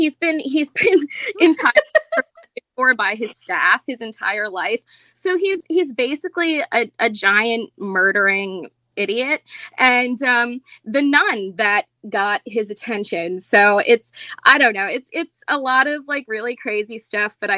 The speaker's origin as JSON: {"language": "English", "region": "New York", "country": "United States", "said": "I'm from New York, country-ish New York, not city"}